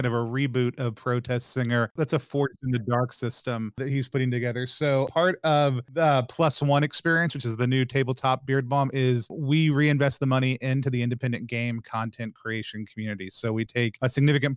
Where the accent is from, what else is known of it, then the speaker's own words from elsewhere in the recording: the South, United States; also born or lived in Seattle, Washington; now in Philadelphia, United States; I grew up in the South